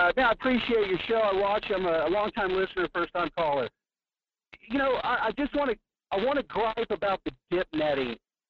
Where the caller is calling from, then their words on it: Alaska, United States; I'm down here on the Kenai Peninsula.